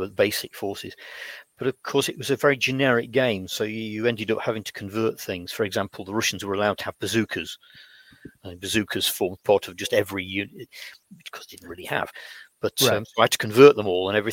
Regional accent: United Kingdom; growing up in Britain in the 1960s

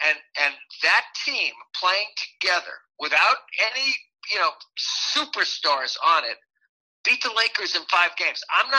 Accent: upstate New York, United States; I grew up in upstate New York

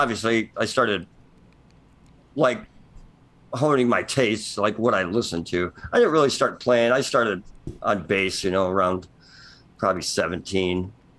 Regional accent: LaPorte, Indiana, United States; Just shadow of Notre Dame, kind of LaPorte.

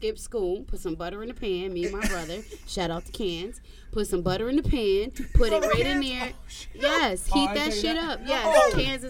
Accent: Poughkeepsie, New York, United States; I'm from Poughkeepsie, New York, born and raised.

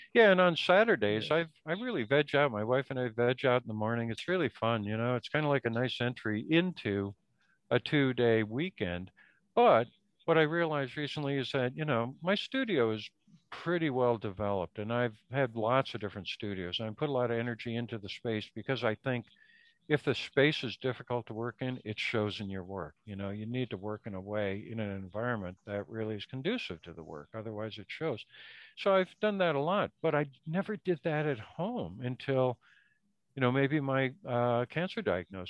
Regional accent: Minnesota, United States; now in East Coast, United States; I grew up in Minnesota

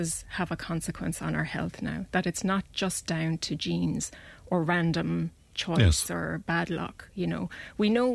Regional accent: close to Clonmel, Tipperary, Ireland; moved away as an adult; also born or lived in Dublin; now in Clonmel, Ireland; So we moved from Dublin, and I grew up close to Clonmel.

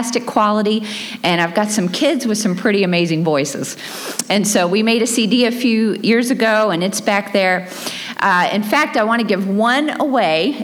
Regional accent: Dothan, Alabama, United States; accent: Southern; moved away; I was born in Dothan, Alabama

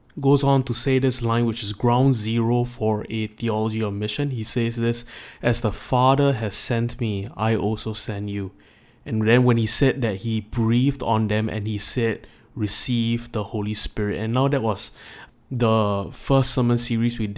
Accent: Singapore; as a Singaporean

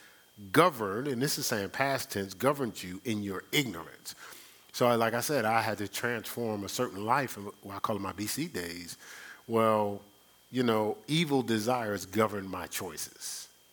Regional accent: Newark, New Jersey, United States; born and raised in Newark, New Jersey, I was trained not to trust anybody

